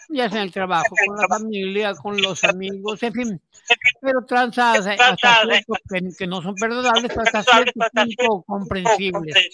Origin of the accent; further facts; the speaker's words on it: Mexico; aquí en México, te, te decía porque no nomás somos mexicanos